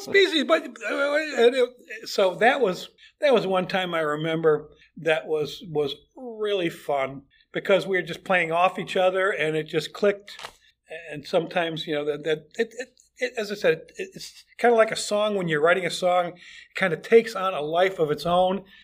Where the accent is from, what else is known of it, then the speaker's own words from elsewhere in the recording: Chicago, Illinois, United States; moved away as an adult; also born or lived in Fort Wayne, Indiana; now in The Villages, United States; I grew up in Chicago, in and around Chicago